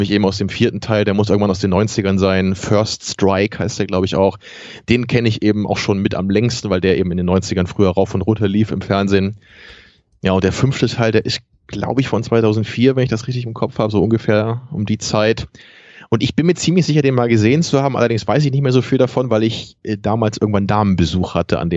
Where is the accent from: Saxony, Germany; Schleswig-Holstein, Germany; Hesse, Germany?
Schleswig-Holstein, Germany; Kiel; was ich besonders lustig finde als Kieler